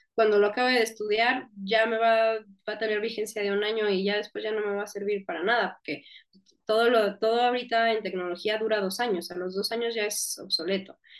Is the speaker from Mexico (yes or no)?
yes; northern Mexico, Mexico; accent: northern Mexican, speaks more 'golpeado'; soy del norte de México y allá hablamos más golpeado